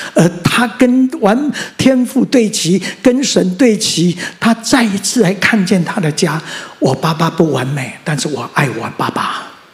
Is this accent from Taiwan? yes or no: yes; Mingjian, Nantou County, Taiwan; also born or lived in Xinwu Township, Taoyuan; 我生在南投乡的大战爆发那一年，我生在南投乡的民间村的乡下。而我生下来，我上面有四个哥哥，然后一个姐姐